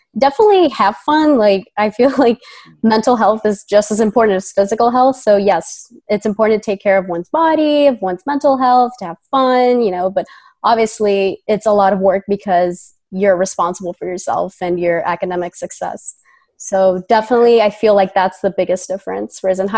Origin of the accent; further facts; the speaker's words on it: Boston, Massachusetts, United States; born there; also born or lived in Sicily, Italy; I was born in Boston, Massachusetts, but I've lived 20 years in Italy.